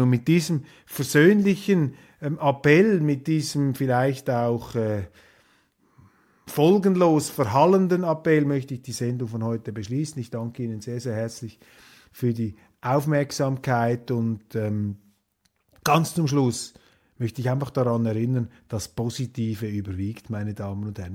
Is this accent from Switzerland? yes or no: yes; Switzerland; als Schweizer